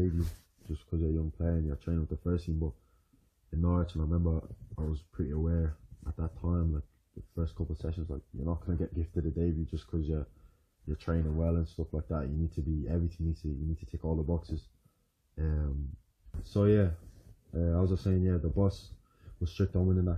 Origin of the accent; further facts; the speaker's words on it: Ireland; moved away; I'm Irish